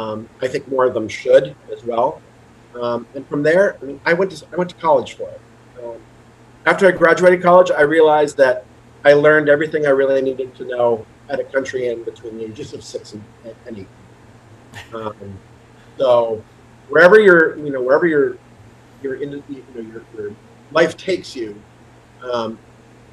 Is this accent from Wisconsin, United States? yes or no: no; Vermont, United States; moved away as an adult; also born or lived in Baltimore; I moved permanently back to my home state of Vermont